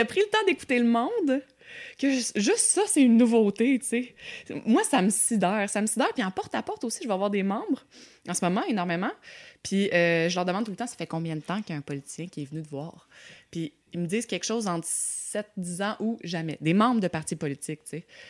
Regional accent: Quebec, Canada; je suis québécoise

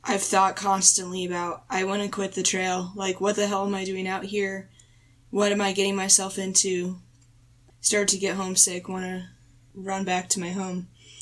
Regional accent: Moab, Utah, United States; I'm from Moab, Utah

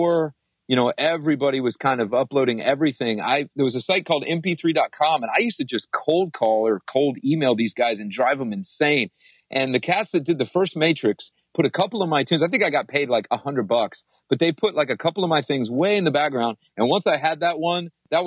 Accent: Ypsilanti, Michigan, United States; I was born in Ipsy, man, right outside of Detroit

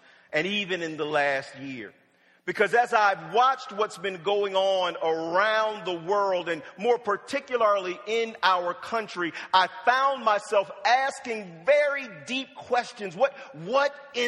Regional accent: Wilmington, Delaware, United States; also born or lived in Norfolk, Virginia; I was born in Norfolk, Virginia, and my parents moved to Wilmington, Delaware when I was about 5

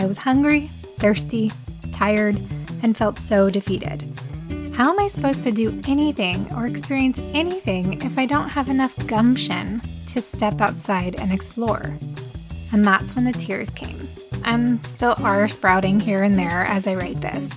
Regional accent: United States

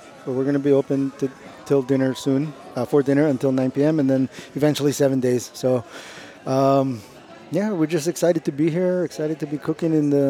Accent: Hawaii, United States; also born or lived in Beverly Hills / Chicago; now in Las Vegas, United States; I came to Vegas in 2007 to work at Robuchon, L'Atelier Robuchon. And then before that, I was in Beverly Hills, and then Chicago, and then I'm from Hawaii originally.

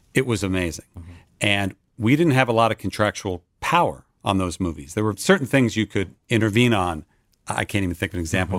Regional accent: Westfield, New Jersey, United States; moved away as an adult; also born or lived in Boston, Massachusetts; now in Los Angeles, United States; I was raised in New Jersey, northern New Jersey suburb called Westfield

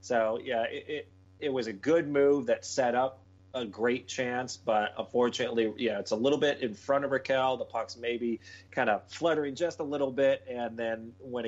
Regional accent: United States; me being American

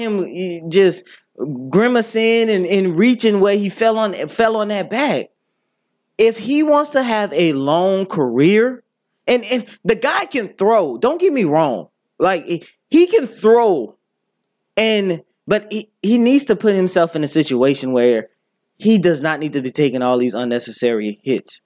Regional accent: Louisiana, United States; I love my home state more

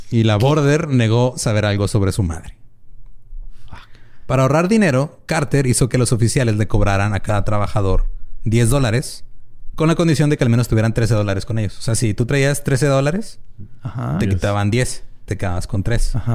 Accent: Mexico; yo soy

